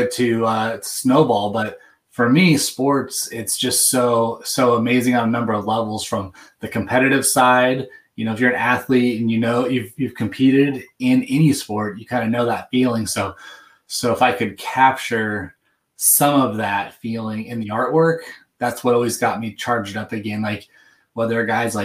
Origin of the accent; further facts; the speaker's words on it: Seattle, Washington, United States; growing up in the Seattle area